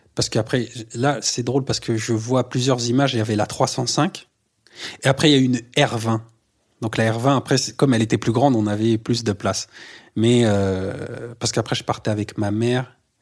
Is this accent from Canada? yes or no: no; Le Havre, Normandy, France; also born or lived in Les Trois-Pierres; Je viens du Havre. Je suis né, j'y ai grandi, en Normandie.